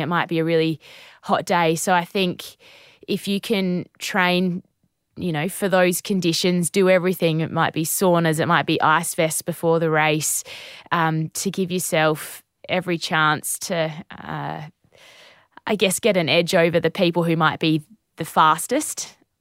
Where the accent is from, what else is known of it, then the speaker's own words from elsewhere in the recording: Naracoorte, South Australia, Australia; Narracourt, uh, Narracourt. That's my hometown